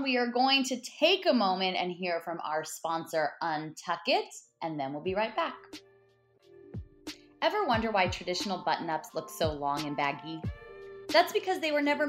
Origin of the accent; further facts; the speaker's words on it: Los Angeles, California, United States; I'm from